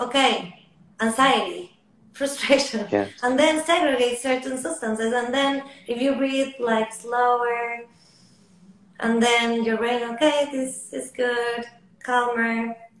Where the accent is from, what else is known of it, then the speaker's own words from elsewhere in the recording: Lima, Peru; moved away as an adult; now in Los Angeles, United States; I'm from Peru originally, from Lima. Um, I'm in Los Angeles the last almost six years.